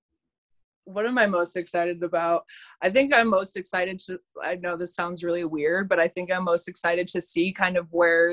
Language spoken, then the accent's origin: English; Davis, California, United States; I'm from Davis, which is right next to Sacramento